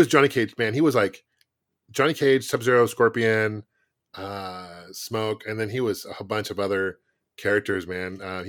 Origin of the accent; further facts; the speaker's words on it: Bellevue, Washington, United States; like I grew up in outside of Seattle, Bellevue